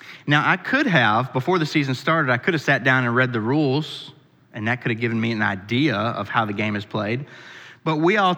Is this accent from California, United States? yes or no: no; Pennsylvania, United States; now in Kentucky, United States; where I grew up in Pennsylvania